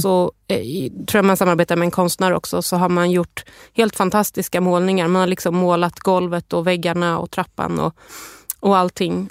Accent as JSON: {"language": "Swedish", "town": "Stockholm", "region": "Stockholm County", "country": "Sweden", "tie": "born or raised there", "said": "jag är själv uppvuxen på Södermalm i Stockholm"}